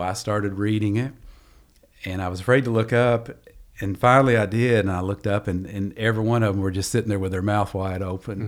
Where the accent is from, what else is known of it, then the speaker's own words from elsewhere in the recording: Long Creek, Kentucky, United States; growing up in Eastern Kentucky